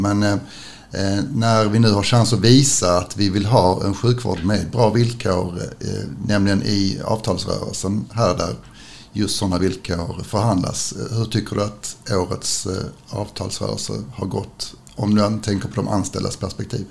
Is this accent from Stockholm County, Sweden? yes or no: no; Skåne, Sweden; vi vanliga skåningar